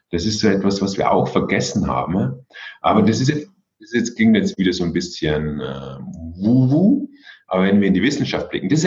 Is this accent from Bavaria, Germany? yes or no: yes; Regensburg, Bavaria, Germany; Aber ich komme hier aus Regensburg und da gibt es auch einen Zen-Meister.